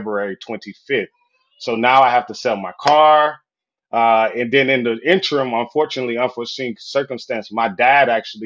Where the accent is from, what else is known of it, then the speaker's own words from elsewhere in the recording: Florida, United States; moved away as an adult; also born or lived in Southwest Michigan; I'm from Florida, by the way. So I'm a Sunshine State boy